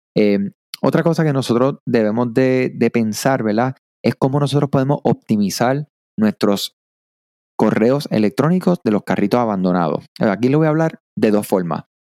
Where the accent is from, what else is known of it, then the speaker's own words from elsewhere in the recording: Puerto Rico; soy de acá de Puerto Rico